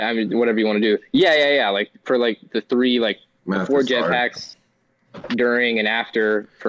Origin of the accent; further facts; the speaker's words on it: Orlando, Florida, United States; I'm from Orlando, Florida.